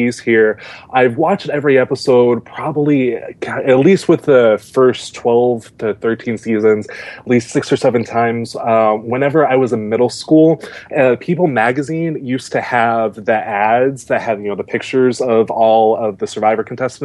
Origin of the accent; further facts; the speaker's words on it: St. Louis, Missouri, United States; I'm from the St. Louis area in Missouri here